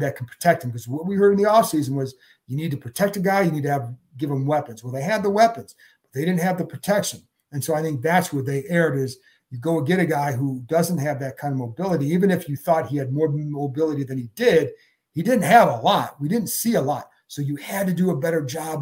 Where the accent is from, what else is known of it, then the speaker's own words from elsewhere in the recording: Cleveland, Ohio, United States; moved away; I grew up in Cleveland